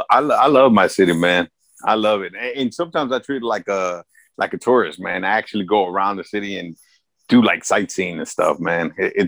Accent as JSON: {"language": "English", "town": "Los Angeles", "region": "California", "country": "United States", "tie": "born or raised there", "said": "Either one's cool with me. Born and raised in Los Angeles. Lived here my whole life. Never lived anywhere outside the city, man. So I this is my city and I love it."}